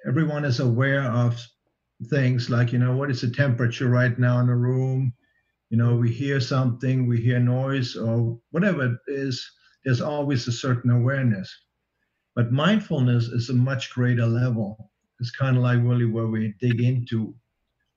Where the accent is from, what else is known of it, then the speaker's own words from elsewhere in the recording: Germany; I grew up under communism in East Germany